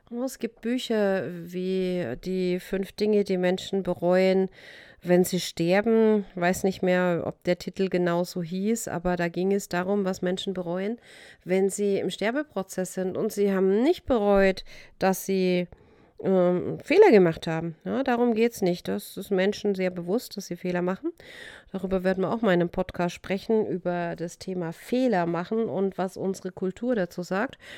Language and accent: German; Baden-Württemberg, Germany; Ich bin in Württemberg aufgewachsen und da heißt Schaffe, Schaffe, Häuslebauer.